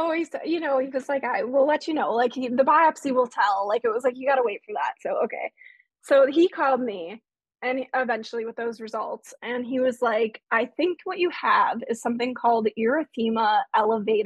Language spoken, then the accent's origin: English; Chicago, Illinois, United States; moved away as an adult; also born or lived in Indiana; I was living in Indiana, but I grew up in the Chicago area